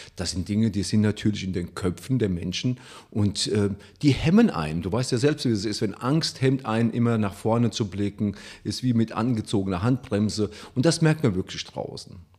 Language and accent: German; Italy; now in Germany; ich als Italiener